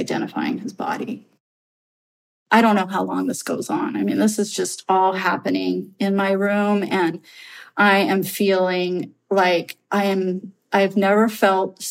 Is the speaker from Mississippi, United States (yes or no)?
no; Redwood City, California, United States; I was born in Redwood City.